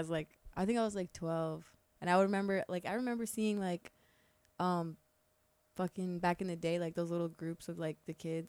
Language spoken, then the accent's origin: English; Bergenfield, New Jersey, United States; also born or lived in Hackensack, New Jersey; now in Kissimmee, United States; I was born in Hackensack, New Jersey.